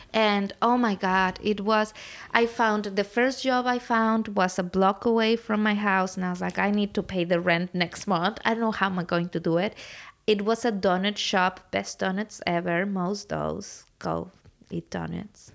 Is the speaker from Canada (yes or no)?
no; Puebla, Mexico; moved away; I'm from Mexico. I grew up in a city called Puebla